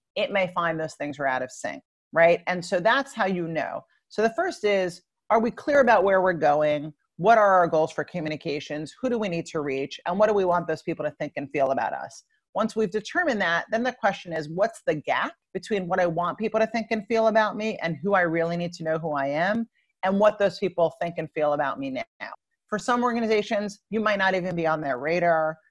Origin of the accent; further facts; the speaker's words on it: Long Island, New York, United States; I grew up in Long Island, New York